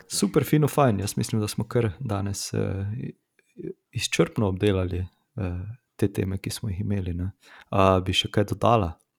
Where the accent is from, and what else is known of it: Slovenia